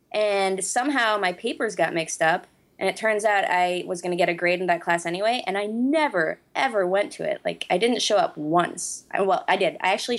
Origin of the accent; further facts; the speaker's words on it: United States; now in Norway; I was born and raised in America